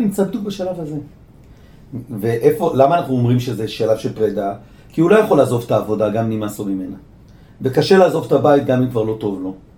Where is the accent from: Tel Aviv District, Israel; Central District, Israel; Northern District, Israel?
Tel Aviv District, Israel; Bat Yam; now in Jerusalem, Israel; גדלתי בבת ים